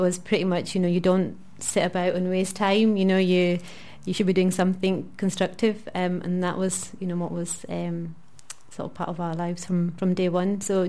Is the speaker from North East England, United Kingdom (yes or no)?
no; Bradford, Yorkshire and the Humber, United Kingdom; moved away; I'm from Bradford.